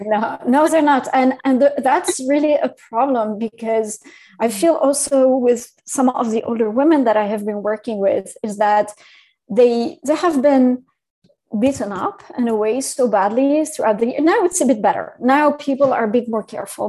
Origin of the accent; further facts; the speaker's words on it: Syria; English is a second language; moved away; also born or lived in France / Paris / London / New York City; I'm, I'm originally from from Syria as well.